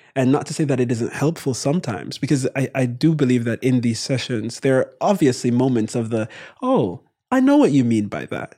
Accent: Kingston, Jamaica; moved away as an adult; also born or lived in Morehouse (Atlanta, United States); my brother and I born and raised in Jamaica

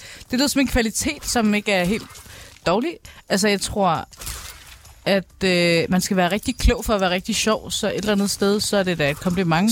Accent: Albertslund, Capital Region of Denmark, Denmark; jeg kommer fra Albertslund

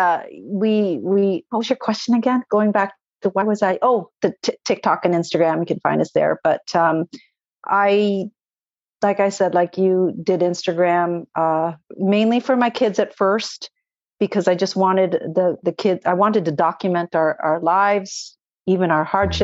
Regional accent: Canada; also born or lived in Toronto, Ontario; I'm Canadian

